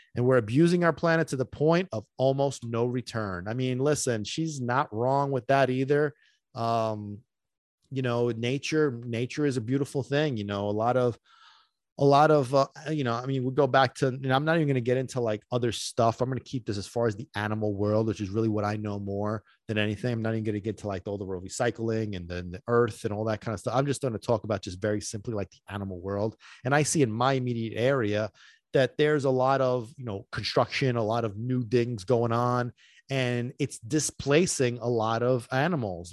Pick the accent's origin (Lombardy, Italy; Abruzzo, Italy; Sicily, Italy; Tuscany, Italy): Sicily, Italy; moved away; I grew up in Sicily